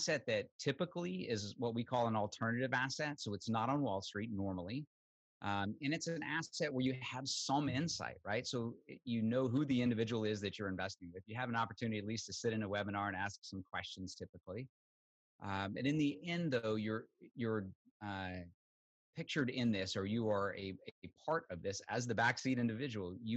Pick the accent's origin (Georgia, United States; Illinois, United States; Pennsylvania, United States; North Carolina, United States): Illinois, United States; Southern; moved away as an adult; I grew up in Southern Illinois, really never been out of the Midwest, dirt poor on a farm